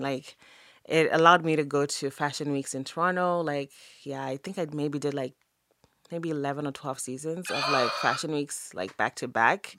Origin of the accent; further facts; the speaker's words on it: Zimbabwe; moved away as an adult; growing up in Zim was amazing. I grew up in Zim in the eighties and the nineties.